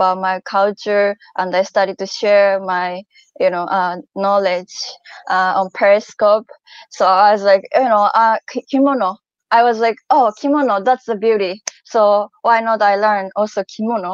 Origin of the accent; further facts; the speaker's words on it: Japan; I'm from Japan